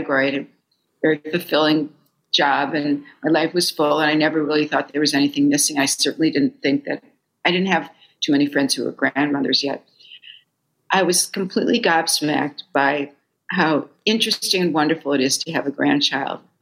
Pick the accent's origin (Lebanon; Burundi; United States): United States; Fargo, North Dakota; moved away as an adult; now in New York, United States; I was raised in Fargo, North Dakota.